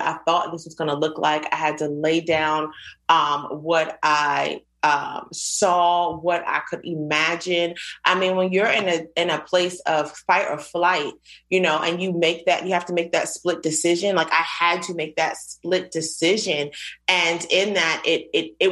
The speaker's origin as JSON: {"language": "English", "region": "Virginia", "country": "United States", "tie": "born or raised there", "also_born_or_lived": "Queens, New York", "said": "I was born in Queens, New York. I moved to Virginia a couple of years later"}